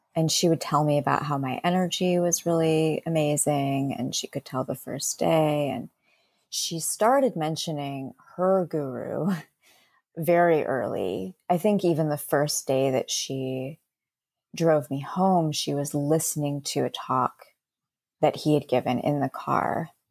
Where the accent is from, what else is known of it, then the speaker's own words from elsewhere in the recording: Bay Area, California, United States; I'm from the Bay Area